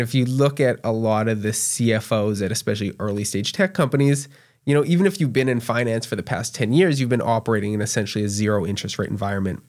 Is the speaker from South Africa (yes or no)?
no; Canada; moved away as an adult; now in Tulsa, United States; especially as a Canadian